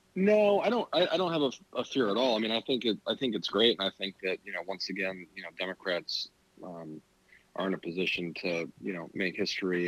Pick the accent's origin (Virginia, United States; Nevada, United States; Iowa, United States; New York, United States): Virginia, United States; Arlington; I grew up in Arlington County in Virginia